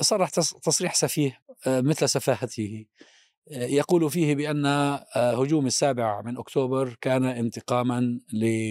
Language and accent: Arabic; Palestine; أنا كفلسطيني وعربي ومسلم وسني